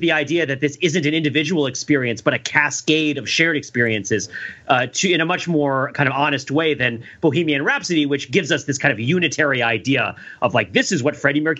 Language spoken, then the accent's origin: English; New Jersey, United States; I grew up in New Jersey